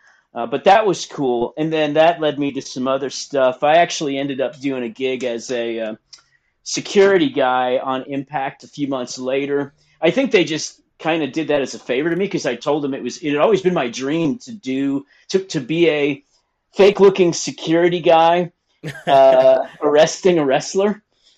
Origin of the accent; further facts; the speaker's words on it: Dallas, Texas, United States; So I grew up in Dallas, Texas. You know, I'm 52, so you're talking about in the years I was 10 through 18 were the 1980s basically.